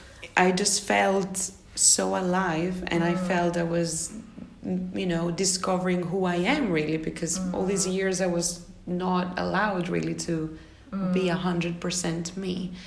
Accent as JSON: {"language": "English", "town": "Athens", "region": "Attica", "country": "Greece", "tie": "born or raised there", "said": "I'm from Athens, Greece."}